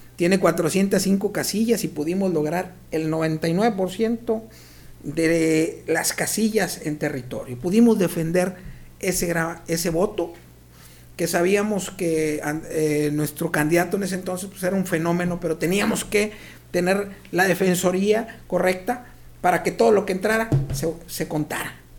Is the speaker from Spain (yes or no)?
no; Mexico; tenemos que cambiar nuestros eh, eh, hábitos alimenticios como mexicanos